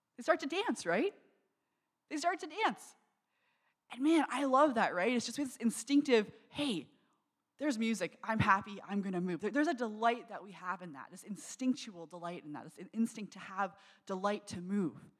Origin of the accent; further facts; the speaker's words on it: Niagara, Ontario, Canada; I grew up in Niagara